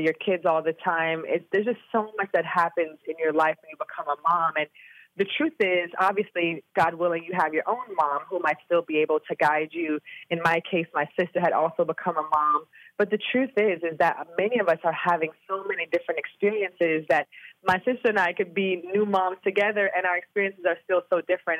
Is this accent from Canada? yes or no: no; Jamaica; moved away as an adult; now in Austin, United States; I'm from Jamaica